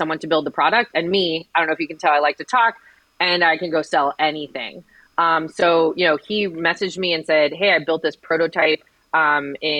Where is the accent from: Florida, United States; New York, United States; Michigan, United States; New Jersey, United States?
Florida, United States; Miami; I graduated from Miami-Dade County Public Schools. I was then a teacher in Miami-Dade County Public Schools. And then I ran Teach for America with Miami-Dade County Public Schools. So I was very dedicated to my hometown